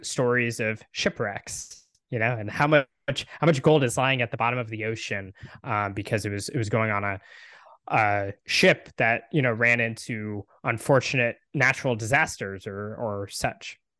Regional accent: Texas, United States; I live in Texas, I'm from Texas, um, and my family has been here a long time

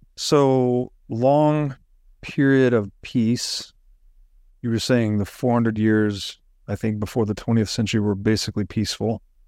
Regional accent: Tennessee, United States; growing up in Tennessee

